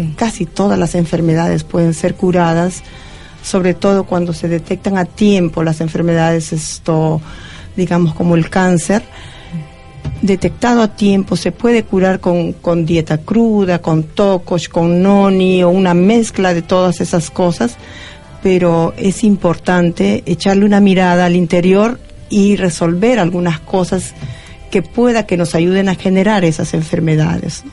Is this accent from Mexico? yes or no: no; Peru; moved away; no estoy en mi país y estoy feliz de estar en, Argentina